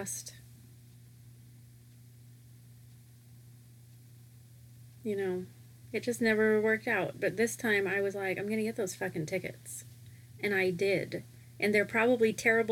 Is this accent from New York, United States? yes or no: no; Portland, Oregon, United States; I was born there.